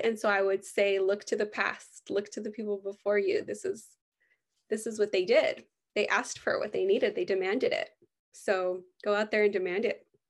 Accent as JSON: {"language": "English", "country": "United States", "tie": "born or raised there", "said": "growing up in the United States"}